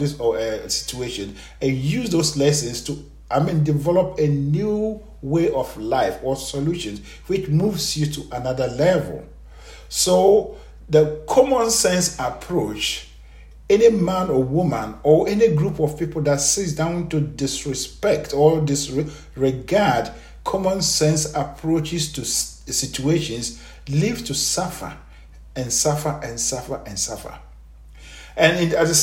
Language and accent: English; Ghana; I am a Ghanaian, born and raised in Ghana.